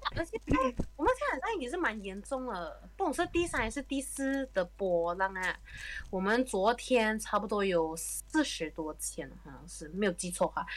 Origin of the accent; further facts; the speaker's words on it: Malaysia; moved away as an adult; also born or lived in Germany; 他跟我们马来西亚从小的 education system 就已经有一点很大分别啊